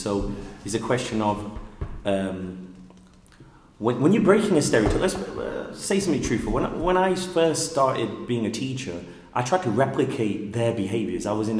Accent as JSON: {"language": "English", "town": "Leicester", "region": "East Midlands", "country": "United Kingdom", "tie": "born or raised there", "said": "I'm working class. I'm from Leicester, and I'm proud of that."}